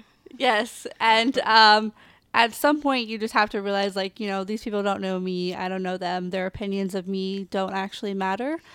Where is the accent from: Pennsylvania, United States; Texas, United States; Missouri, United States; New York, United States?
Missouri, United States; Kansas City; I'm from Kansas City, Missouri